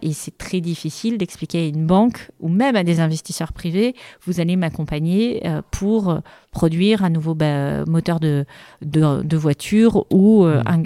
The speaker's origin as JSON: {"language": "French", "country": "France", "said": "en tant que Français"}